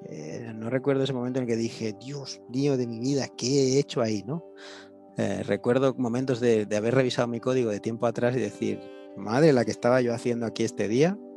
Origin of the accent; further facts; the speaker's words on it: Galicia, Spain; gallego sí.